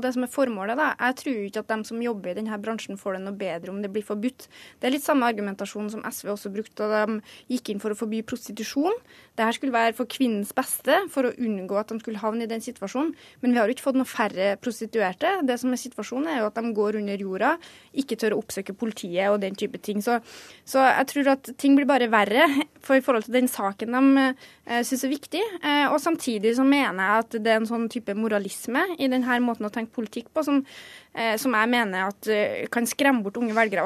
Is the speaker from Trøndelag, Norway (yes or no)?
yes; Orkdal, Trøndelag, Norway; jeg er fra Orkdalen